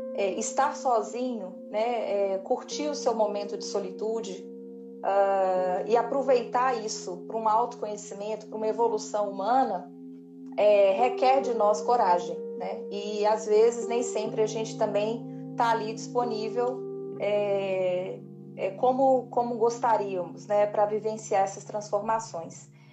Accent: Montes Claros, Minas Gerais, Brazil; moved away as an adult; now in Belo Horizonte, Brazil; me dá uma saudadezinha lá de Montes Claros, minha terra

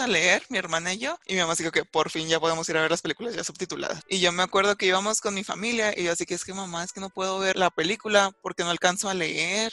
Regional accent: Mexico; soy de México

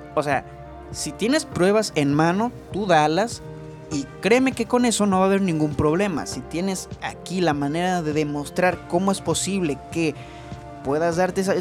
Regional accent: Chihuahua, Mexico; Yo soy de Chihuahua

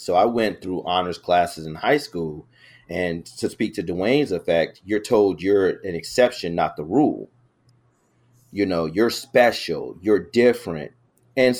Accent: Chicago, Illinois, United States; I was this kid from the South Side of Chicago

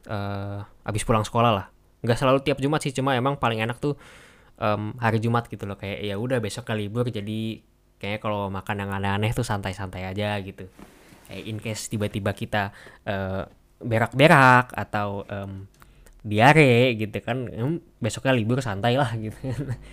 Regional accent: Indonesia; karena kita orang Indo ya jadi kalau nyicipin makanan Indo sendiri

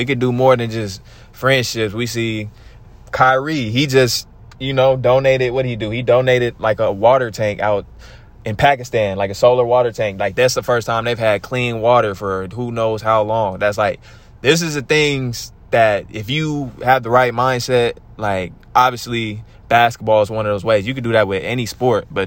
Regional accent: Stockton, California, United States; we are from Stockton

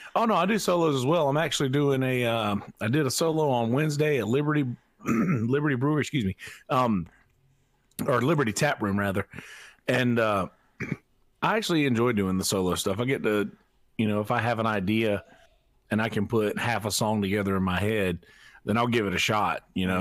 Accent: Marlboro County, South Carolina, United States; I'm from Marlborough County, uh, South Carolina

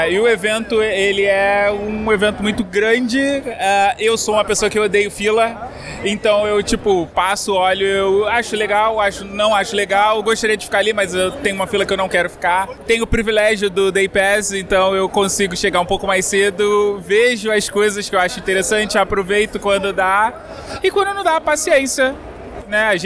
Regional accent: Rio de Janeiro, Brazil; do Galera do Hall e eu sou do Rio de Janeiro.

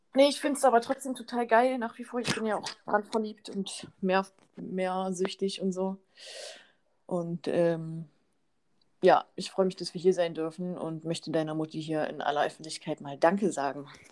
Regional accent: Cloppenburg, Lower Saxony, Germany; bei mir in Kloppenburg, ich kann da so gut leben

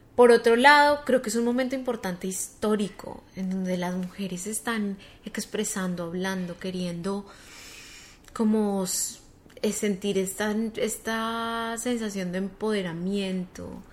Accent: Colombia; moved away as an adult; also born or lived in United States; llegué como con muchas ganas de hacer cosas en Colombia, en mi país

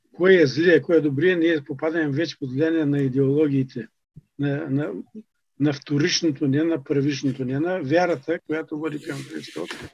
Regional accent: Bulgaria; нас като българи

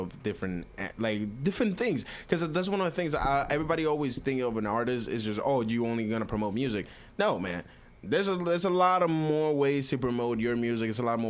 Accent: Miami, Florida, United States; I grew up around hip-hop. I grew up around Miami. Miami is like hip-hop central.

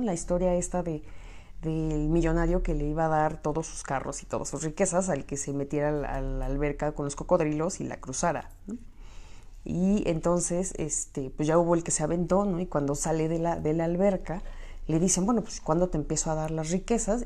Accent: Michoacán, Mexico; now in Mexico City, Mexico; yo soy de Occidente, bueno, soy de Michoacán, pero pues ya está, o sea, ya estoy muy cerca de Guadalajara, entonces mucho de lo que se come en Guadalajara también llegaba a mí, a mi pequeño terruño

